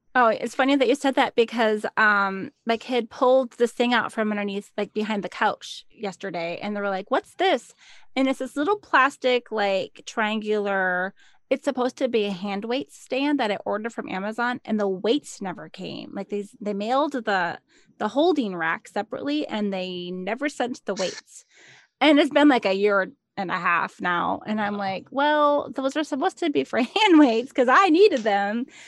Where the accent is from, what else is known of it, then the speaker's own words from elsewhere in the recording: Minnesota, United States; I'm from Minnesota